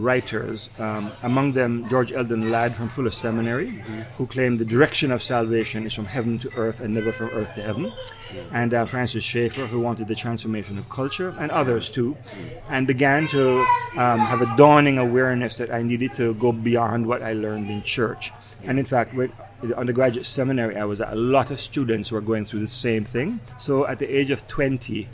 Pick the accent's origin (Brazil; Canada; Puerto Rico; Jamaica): Jamaica; moved away as an adult; now in New York, United States; Family still in Jamaica. We go back once or twice a year.